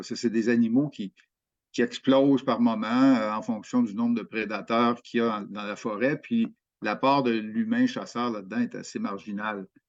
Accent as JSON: {"language": "French", "region": "Quebec", "country": "Canada", "said": "chez nous au Québec"}